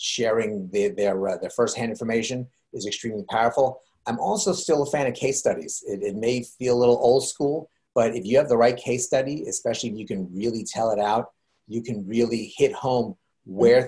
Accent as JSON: {"language": "English", "region": "New York", "country": "United States", "said": "I'm from New York"}